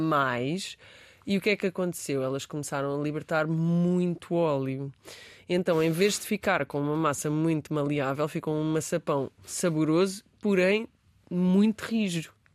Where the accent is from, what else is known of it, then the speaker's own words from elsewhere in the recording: Beja, Alentejo, Portugal; eu nasci em Beja